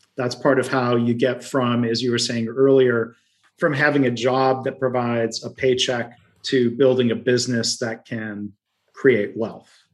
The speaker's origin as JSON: {"language": "English", "region": "Midwest", "country": "United States", "accent": "Midwesterny", "said": "my Midwesterny roots accent"}